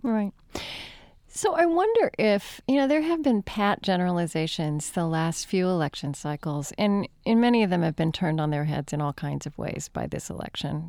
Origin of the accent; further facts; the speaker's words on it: Oklahoma, United States; I grew up in Oklahoma